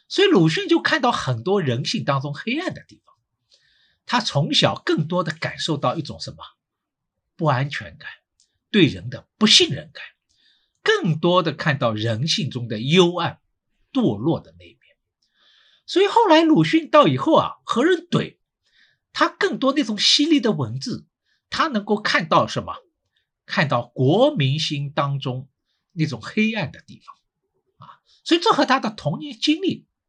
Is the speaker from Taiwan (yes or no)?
no; Shanghai, China; 我是上海人